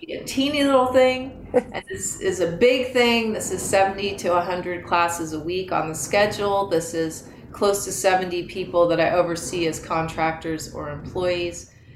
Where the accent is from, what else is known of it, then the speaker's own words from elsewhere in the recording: Marin County, California, United States; I was raised in Marin County in the '70s